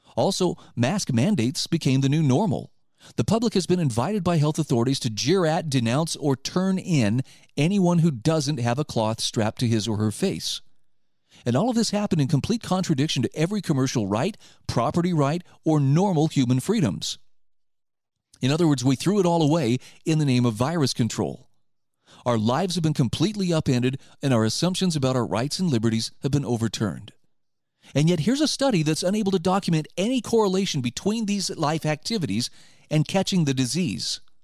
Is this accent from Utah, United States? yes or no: yes; Utah, United States; my home state of Utah